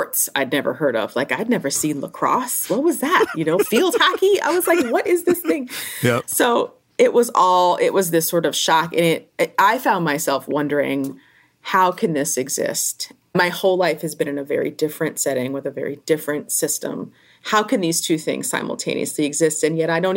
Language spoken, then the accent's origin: English; Newark, New Jersey, United States; I grew up in Newark, New Jersey, in a housing project.